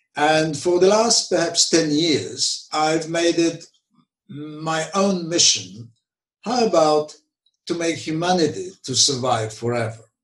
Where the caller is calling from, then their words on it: London, United Kingdom; I'm calling from London